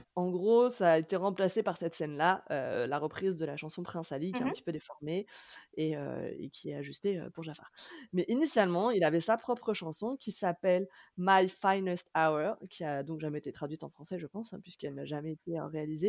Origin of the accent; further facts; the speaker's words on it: France; en tant que Français ou peut-être en tant qu'Européens